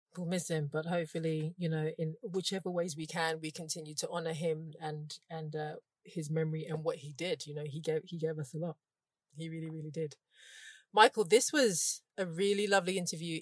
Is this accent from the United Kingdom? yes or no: yes; London, United Kingdom; as a Londoner, and we are probably the same age